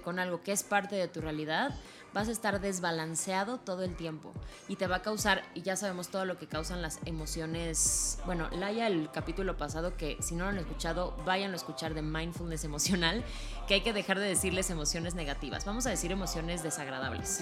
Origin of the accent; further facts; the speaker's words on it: Mexico; como mexicanos